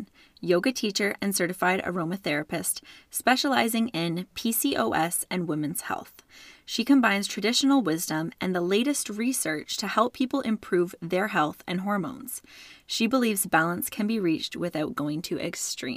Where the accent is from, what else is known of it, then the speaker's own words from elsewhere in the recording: Canada; also born or lived in Ontario; I'm Canadian, so I can handle snow, but over here in Ontario, we get our snow.